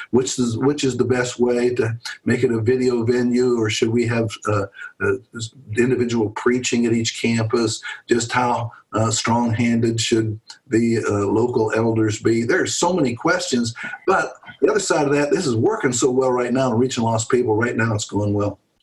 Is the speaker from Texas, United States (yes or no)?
no; Pennsylvania, United States; moved away as an adult; now in Louisville, United States; I grew up in Pennsylvania.